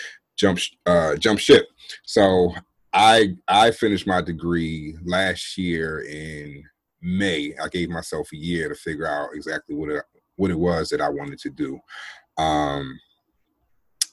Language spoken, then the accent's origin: English; New Jersey, United States; I'm originally from Jersey, born and raised